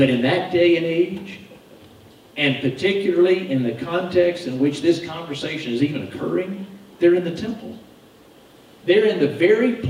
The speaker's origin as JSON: {"language": "English", "country": "United States"}